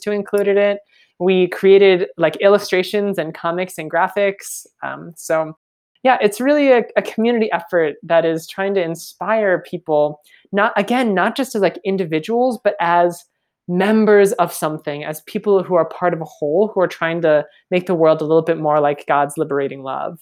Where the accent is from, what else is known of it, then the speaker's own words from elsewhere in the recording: Minnesota, United States; moved away as an adult; I am Minnesota, born and raised